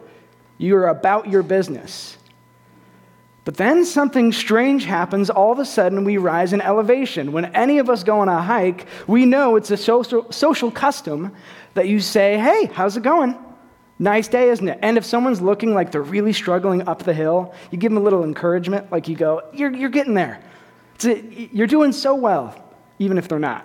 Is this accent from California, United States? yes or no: yes; East Bay of San Francisco, California, United States; moved away; I am from California. I'm from the East Bay of San Francisco